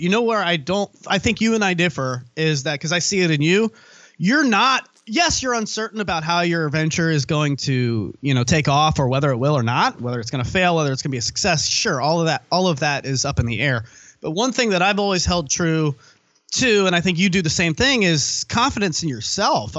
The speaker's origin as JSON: {"language": "English", "region": "Virginia", "country": "United States", "tie": "born or raised there", "also_born_or_lived": "Colorado", "said": "here in my hometown, right here in Virginia"}